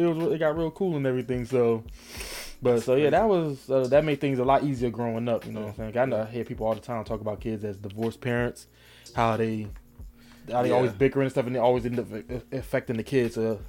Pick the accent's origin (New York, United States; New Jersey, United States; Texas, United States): New Jersey, United States; Newark; moved away as an adult; also born or lived in Irvington, New Jersey / East Orange, New Jersey; born and raised in Jersey.